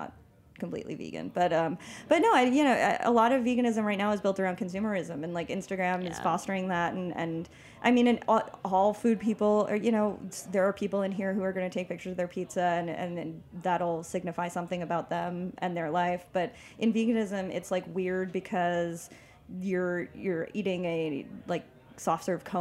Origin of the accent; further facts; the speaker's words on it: Long Island, New York, United States; I come from Long Island